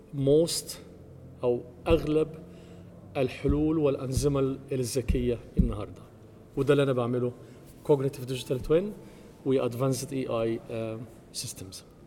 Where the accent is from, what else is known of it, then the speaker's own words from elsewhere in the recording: Egypt; moved away as an adult; also born or lived in United States; now in Germany; أنا مصري ومقيم في ألمانيا وأمريكا من حوالي اعتقد 30 سنه